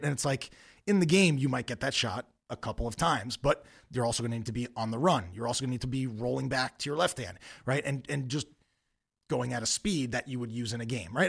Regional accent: Long Island, New York, United States; moved away; I grew up on Long Island

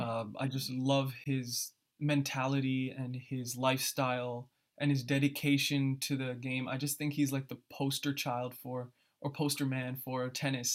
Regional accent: New Jersey, United States; born or raised there; also born or lived in Philadelphia

